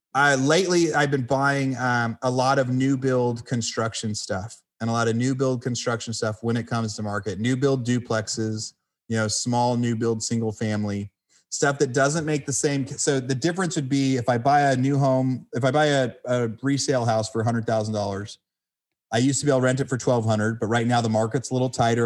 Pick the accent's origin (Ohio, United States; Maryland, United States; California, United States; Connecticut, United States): California, United States; I'm from California where the houses were 500 million dollars a piece